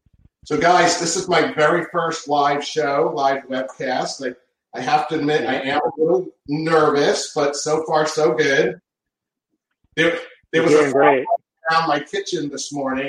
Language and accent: English; New England, United States; moved away; Growing up in the Northeast